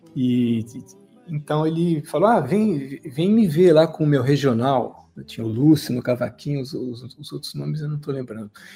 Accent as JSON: {"language": "Portuguese", "region": "São Paulo", "country": "Brazil", "tie": "born or raised there", "moved": "as an adult", "lives_now": "France", "said": "Eu nasci em São Paulo, na capital, e eu vivi até os 22 anos."}